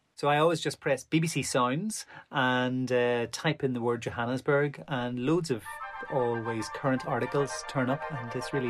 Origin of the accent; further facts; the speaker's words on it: Ireland; I'm an Irish violinist.